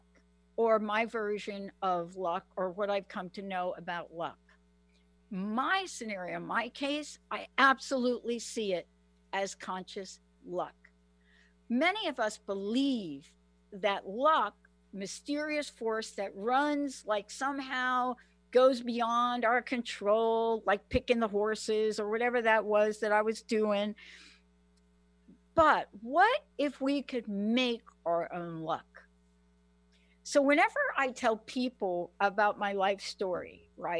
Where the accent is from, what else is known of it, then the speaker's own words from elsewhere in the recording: New York, United States; I'm from New York